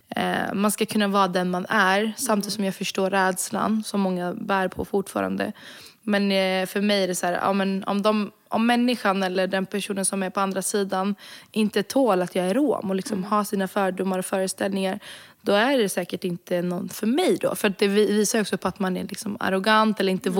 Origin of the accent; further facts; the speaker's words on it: Sweden; jag är född och uppvuxen i Sverige